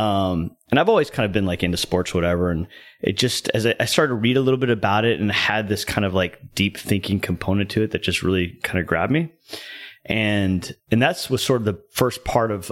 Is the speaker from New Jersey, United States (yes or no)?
no; Southern California, United States; moved away as an adult; now in Dallas, United States; I grew up in Southern California, kind of, you know, playing hockey and skateboarding and surfing and stuff like that.